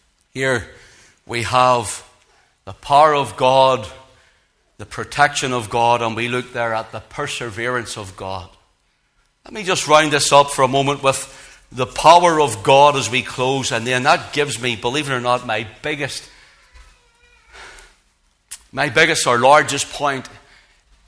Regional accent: Belfast, Northern Ireland, United Kingdom; I grew up in Belfast

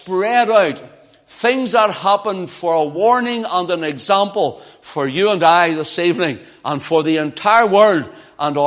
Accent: Belfast, Northern Ireland, United Kingdom; moved away; I was from Belfast

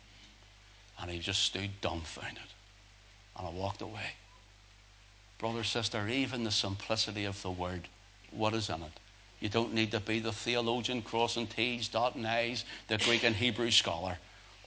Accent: Northern Ireland, United Kingdom; Northern Ireland

